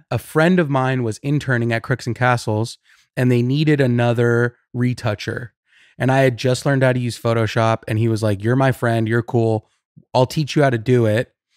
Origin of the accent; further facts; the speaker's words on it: Riverside, California, United States; now in Los Angeles, United States; I grew up in Riverside